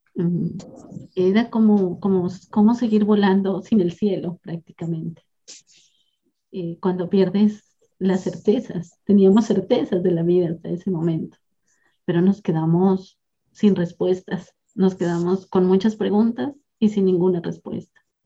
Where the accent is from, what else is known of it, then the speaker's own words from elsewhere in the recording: southern Nariño, Colombia; now in Eje Cafetero, Colombia; soy colombiana, nací en la región sur del departamento de Nariño